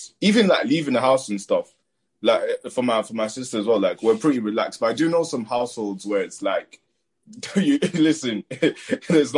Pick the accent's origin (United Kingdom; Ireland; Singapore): United Kingdom; Manchester, North West England; moved away as an adult; also born or lived in Newcastle; I'm in uni in Newcastle and I'm from Manchester